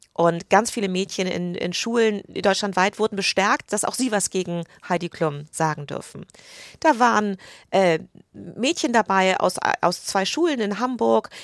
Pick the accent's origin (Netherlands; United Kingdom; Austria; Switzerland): United Kingdom; German is a second language; moved away as an adult; also born or lived in England; now in Germany; ich bin Britin